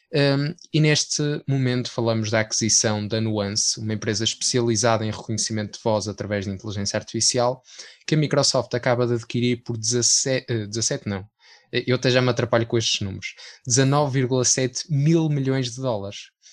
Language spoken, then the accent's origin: Portuguese; Porto, Norte, Portugal; nós que somos do Porto